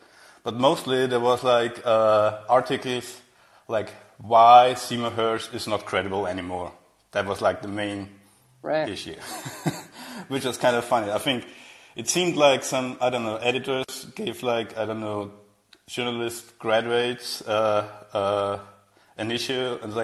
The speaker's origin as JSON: {"language": "English", "country": "Austria", "said": "I'm from Austria."}